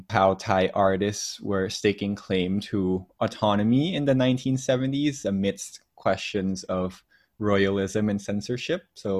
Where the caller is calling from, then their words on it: Singapore; I'm a curator currently at the Singapore Art Museum. So I'm calling in from Singapore. It's bright and early here today.